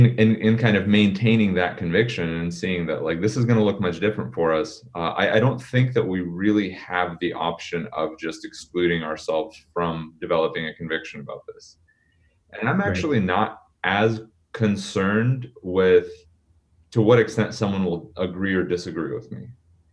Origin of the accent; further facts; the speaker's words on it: Portland, Oregon, United States; And when we immigrated, we moved to Portland, and I grew up in Portland. So 7 year old, first grader, hopping into school, and we moved to part of Portland, Northeast Portland